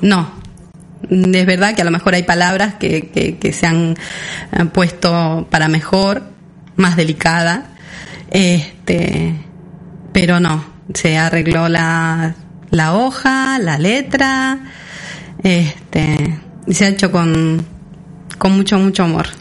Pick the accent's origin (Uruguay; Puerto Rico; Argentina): Uruguay; Sarandí Grande, Florida; now in Mallorca, Spain; Sarandí Grande, que es donde yo nací